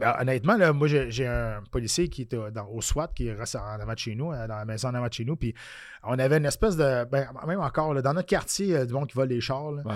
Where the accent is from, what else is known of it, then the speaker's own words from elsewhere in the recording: Quebec City, Quebec, Canada; moi je viens de Québec